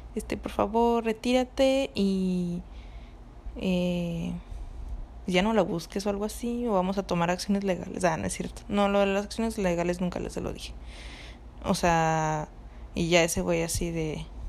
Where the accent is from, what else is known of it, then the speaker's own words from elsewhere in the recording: Cancún, Quintana Roo, Mexico; moved away; yo me fui de vacaciones a pues a mi casa, o sea, a Cancún, donde de donde soy